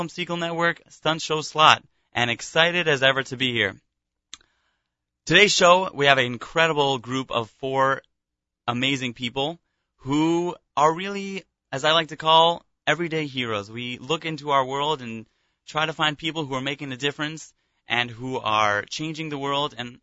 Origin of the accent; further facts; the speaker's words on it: Los Angeles, California, United States; moved away as an adult; also born or lived in Israel; grew up in Los Angeles, California